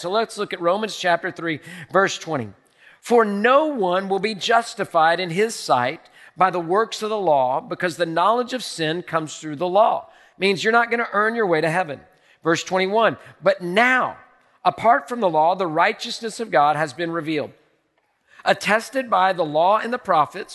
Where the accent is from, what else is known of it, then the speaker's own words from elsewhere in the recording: United States; I grew up in America